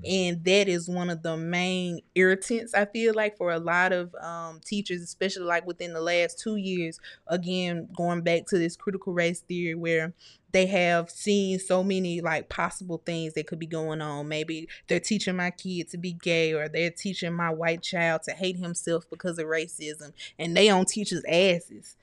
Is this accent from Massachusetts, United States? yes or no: no; Starkville, Mississippi, United States; I'm from Snarkville